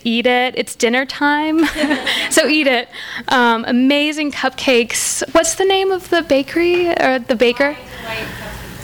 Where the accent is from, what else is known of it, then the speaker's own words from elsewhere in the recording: Wisconsin, United States; moved away; that's Wisconsin. That's what I grew up with.